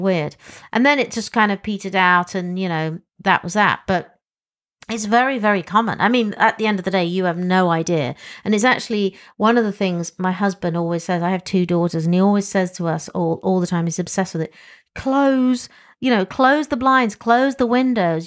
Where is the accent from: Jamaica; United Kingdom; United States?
United Kingdom; England; as an English person